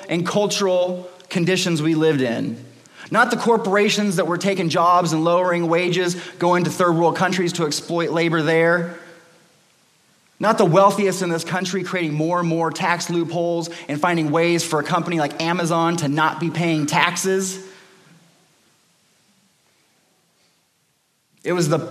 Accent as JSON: {"language": "English", "town": "Los Angeles", "region": "California", "country": "United States", "tie": "born or raised there", "said": "When I was 18, I was growing up in Los Angeles in California"}